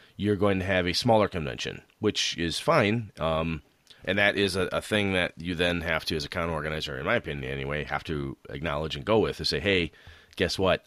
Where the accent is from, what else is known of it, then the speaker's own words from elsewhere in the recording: Wausau, Wisconsin, United States; in the Wausau area, in my hometown